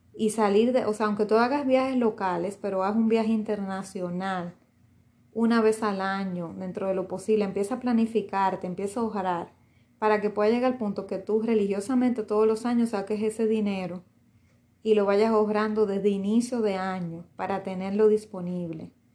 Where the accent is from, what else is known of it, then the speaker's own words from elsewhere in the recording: Dominican Republic; República Dominicana es mío, sí, me pertenece porque nací aquí, esa es mi nacionalidad, mi primera nacionalidad.